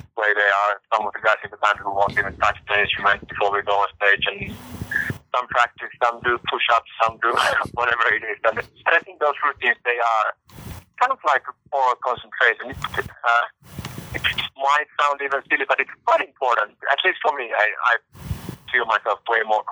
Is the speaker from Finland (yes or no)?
yes; Finland; We are from Finland